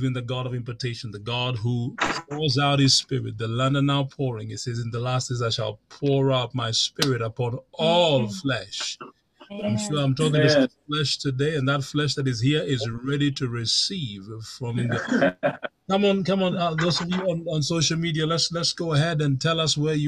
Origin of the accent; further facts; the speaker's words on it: Kenya; I'm from Kenya.